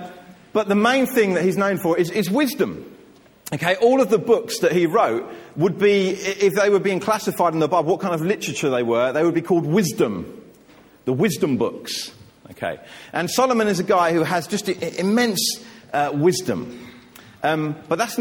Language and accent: English; England, United Kingdom; I love being English